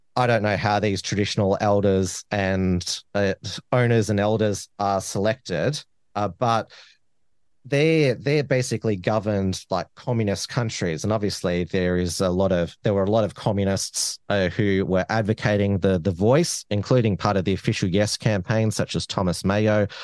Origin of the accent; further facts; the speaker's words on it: Melbourne, Victoria, Australia; the neighboring electorates where I grew up in Flinders and, and Dunkley